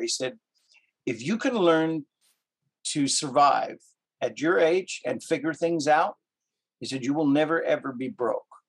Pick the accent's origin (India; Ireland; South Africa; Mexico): South Africa; Cape Town, Western Cape; also born or lived in Canada; now in United States; I'm originally from Cape Town, South Africa. I've been in the United States for 30, oh gosh, 37 years now.